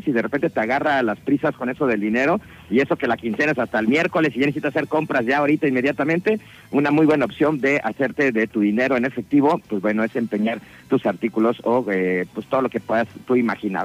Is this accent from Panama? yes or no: no; Mexico